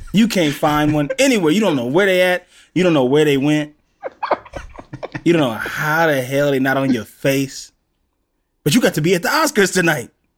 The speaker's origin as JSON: {"language": "English", "region": "the South", "country": "United States", "said": "I'm from the South"}